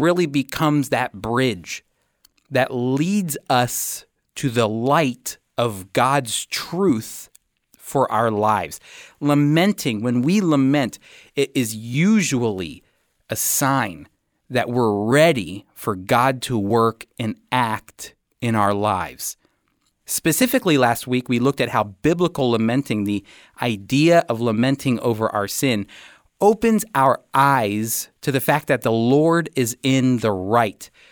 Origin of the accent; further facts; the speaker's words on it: United States; as an American coming